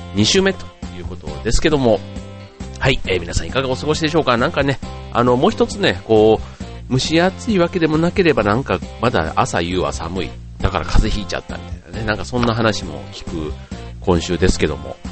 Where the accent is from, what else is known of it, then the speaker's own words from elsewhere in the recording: Osaka, Japan; moved away; 僕の実家のあるその大阪